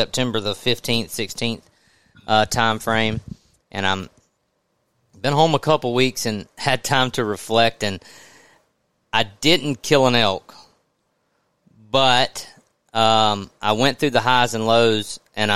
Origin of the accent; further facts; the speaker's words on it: the South, United States; I grew up in the South